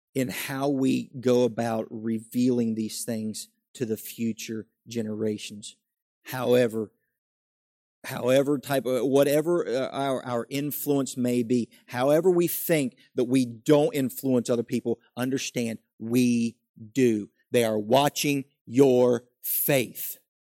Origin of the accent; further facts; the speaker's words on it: West Virginia, United States; I grew up in West Virginia